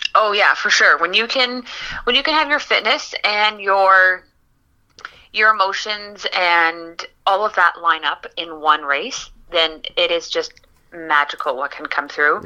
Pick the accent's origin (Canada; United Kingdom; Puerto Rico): Canada; Eganville, Ontario; now in Windsor, Canada; my hometown eganville and the ottawa valley